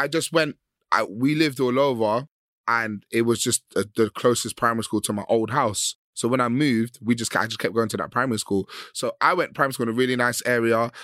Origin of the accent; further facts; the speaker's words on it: London, United Kingdom; I grew up in West London